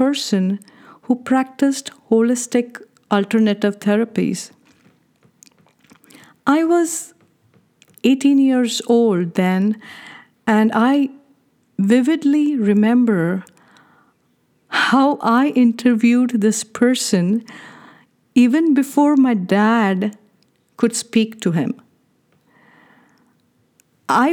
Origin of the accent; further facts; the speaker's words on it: India; Being born and brought up in India